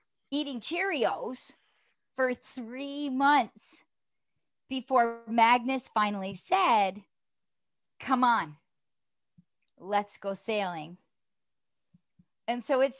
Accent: Toronto, Ontario, Canada; moved away as an adult; from Toronto

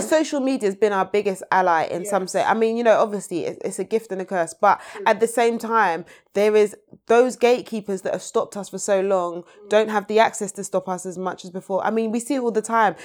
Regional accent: London, United Kingdom; I grew up on the North Peckham estate in Peckham

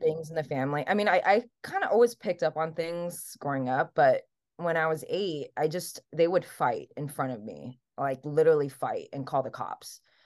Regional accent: Hawaii, United States; English is a second language; moved away as an adult; also born or lived in Taiwan / New York / California; I am raised in Hawaii, so I was born in Taiwan, and then immigrated to the U S when I was seven

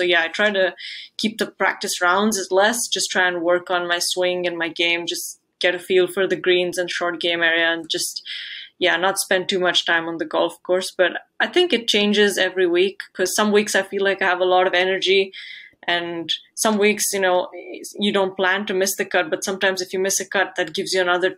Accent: India; from India.

